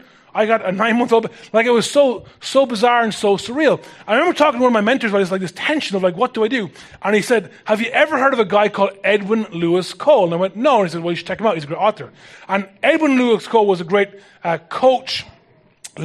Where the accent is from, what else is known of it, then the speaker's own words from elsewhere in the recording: Ireland; as an Irish person